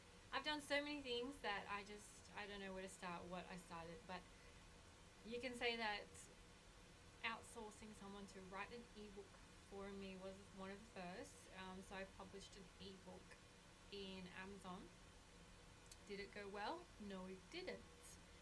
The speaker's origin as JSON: {"language": "English", "country": "Australia", "tie": "born or raised there", "said": "background is Colombian, but I was raised in Australia."}